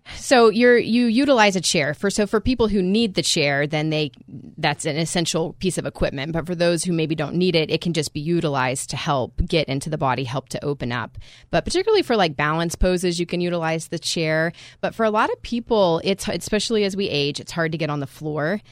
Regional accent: United States; as American

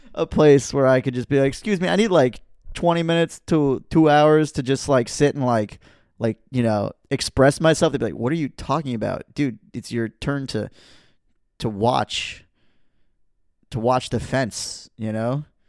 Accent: United States; I'm an American person.

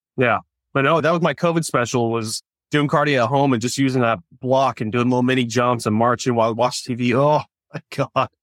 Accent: California, United States; also born or lived in Orange County, California / Huntington Beach, California; But I grew up in California, ended up in, uh, Orange County, California

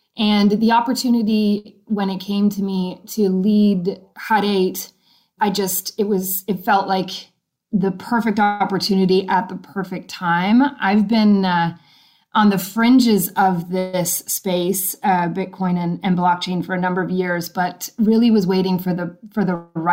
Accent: Belleville, Ontario, Canada; I'm from Belleville, Ontario. And the first high school I attended was BCI, Belleville Collegiate Institute

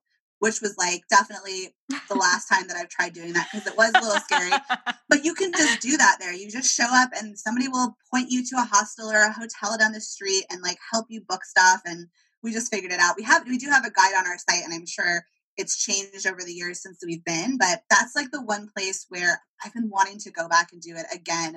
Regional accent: California, United States; I'm from California

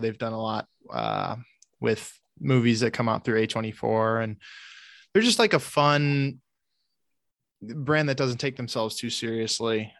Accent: Michigan, United States; I still live in Michigan, but I grew up in Michigan

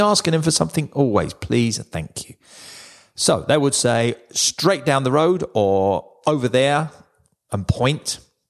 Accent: England, United Kingdom; Yes, because we are very polite as English people.

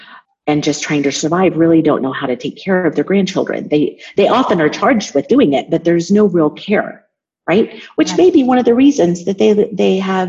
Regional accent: United States; moved away as an adult; now in Mexico; as an American

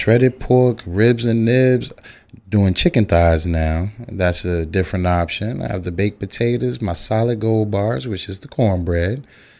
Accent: New Jersey, United States; moved away; I'm from New Jersey, like you

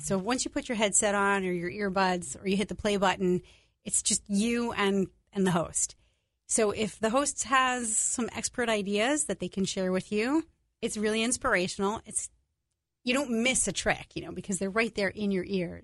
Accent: New York, United States; I'm Italian. I'm from New York.

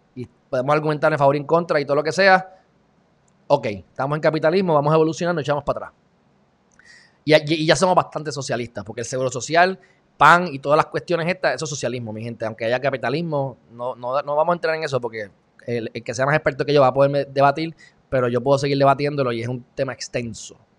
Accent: Puerto Rico; somos puertorriqueños, vivimos en Puerto Rico

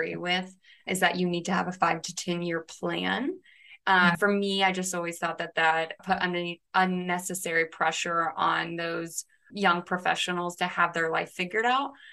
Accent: Westfield, Indiana, United States; I'm from Westfield, Indiana

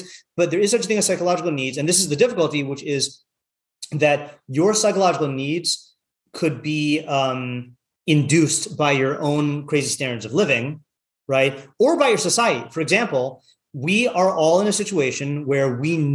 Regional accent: Seattle, Washington, United States; moved away; I'm coming from Seattle.

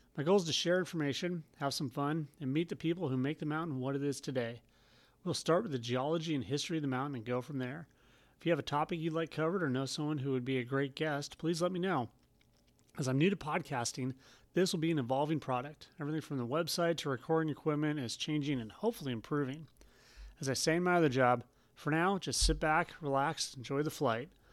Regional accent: Portland, Oregon, United States; Growing up in Portland, Oregon

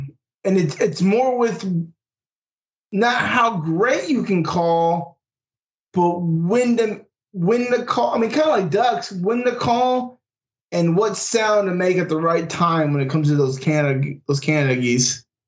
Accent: Raleigh, North Carolina, United States; We're here from the Raleigh-Durham area. We ain't from Manitoba.

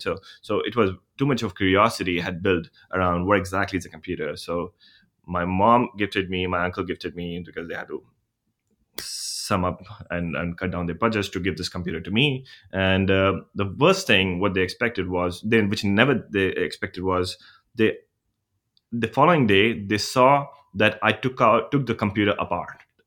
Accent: India; moved away; I'm from India

